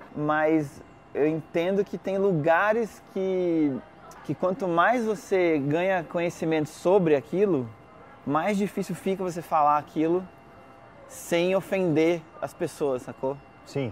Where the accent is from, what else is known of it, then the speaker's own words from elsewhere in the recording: Brazil; a gente é brasileiro, fala português